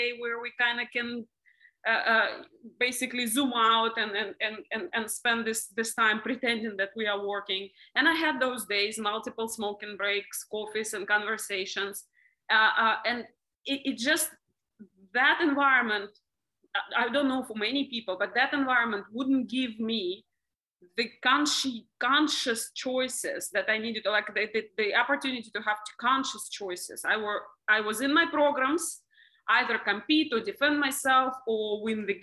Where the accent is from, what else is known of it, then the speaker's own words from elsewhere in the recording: Russia; moved away as an adult; now in Dubai, United Arab Emirates; I'm originally from Russia. I live in Dubai for the last almost 10 years.